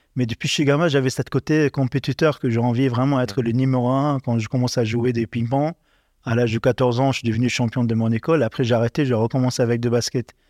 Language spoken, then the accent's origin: French; Tripoli, North Governorate, Lebanon; moved away as an adult; also born or lived in Liberia; now in Paris, France; je grandis dans, les quartiers les plus populaires du Liban, du coup, Tripoli, dans le souk de Tripoli